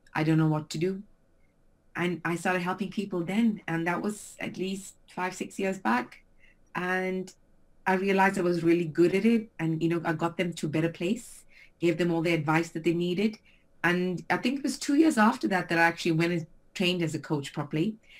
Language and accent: English; South Africa; moved away as an adult; also born or lived in Frankfurt, Germany; now in Brentwood, United Kingdom; I'm from South Africa originally. So I've been living here in England for 16 years and prior to that for almost three years in Frankfurt